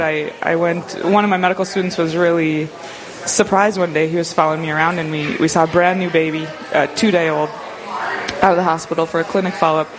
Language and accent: English; Grafton, North Dakota, United States; also born or lived in Moorhead, Minnesota / Grand Forks, North Dakota; now in Dickinson, United States; I was born and raised in North Dakota. I'm a North Dakota girl, born and raised in Grafton, uh, which is about 40 miles north of Grand Forks